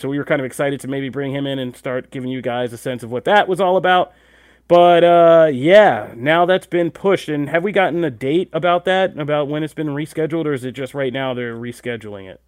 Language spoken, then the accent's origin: English; United States; we're American